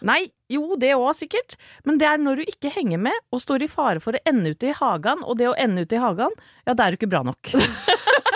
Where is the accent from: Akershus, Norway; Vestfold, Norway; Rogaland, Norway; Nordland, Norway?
Vestfold, Norway; Åsgårdstrand; jeg kommer fra Åsgårdstrand